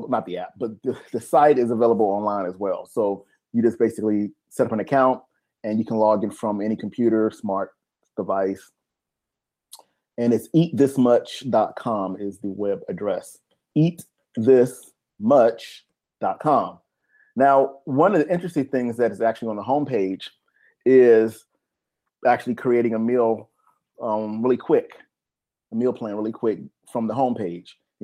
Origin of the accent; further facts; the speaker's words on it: United States; we're from America